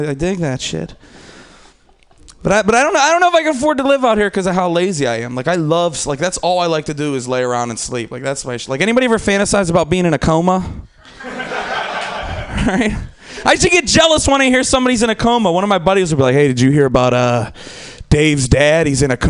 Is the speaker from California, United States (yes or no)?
no; Pittsburgh, Pennsylvania, United States; like I said, I'm from Pittsburgh. I'm from the East Coast. Like, it's not just cool to smoke weed outside on the East Coast.